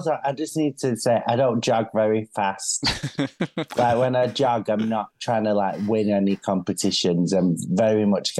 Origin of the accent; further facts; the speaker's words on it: Manchester, North West England, United Kingdom; as a Mancunian